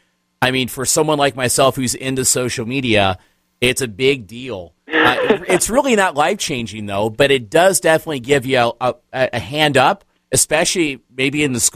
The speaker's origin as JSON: {"language": "English", "region": "Midwest", "country": "United States", "said": "I'm from the Midwest."}